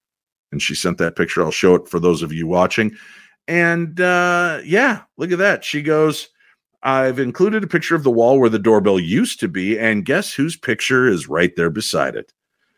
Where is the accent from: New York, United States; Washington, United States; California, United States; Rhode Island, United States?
New York, United States; Brooklyn; I was born in New York City, but we lived in a two-story brownstone in Brooklyn Heights.